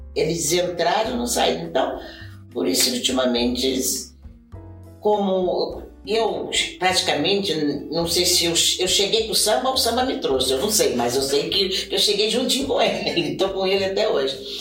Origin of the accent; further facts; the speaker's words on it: Brazil; moved away as an adult; now in Japan; eu vim do Brasil, eu trouxe samba, eu trouxe jazz, eu trouxe um monte de dança